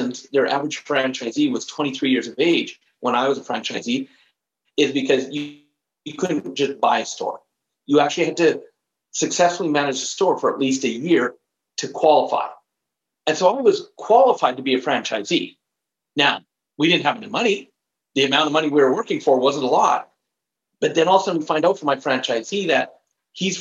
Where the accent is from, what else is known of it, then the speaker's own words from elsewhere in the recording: Canada; also born or lived in Alberta; where I'm living right now in Alberta, I am Canadian